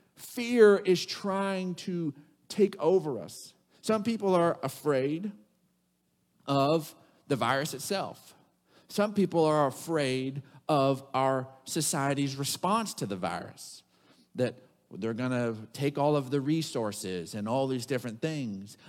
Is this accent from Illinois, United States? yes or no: no; Odessa, Texas, United States; growing up in Odessa, Texas